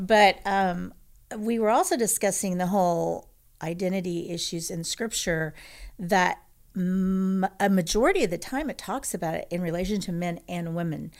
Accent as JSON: {"language": "English", "region": "Texas", "country": "United States", "tie": "born or raised there", "said": "I grew up in Texas"}